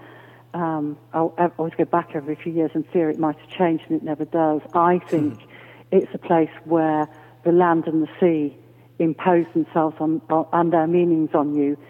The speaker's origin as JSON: {"language": "English", "town": "Rhosneigr", "region": "Wales", "country": "United Kingdom", "tie": "born or raised there", "said": "near a village called Rosneger"}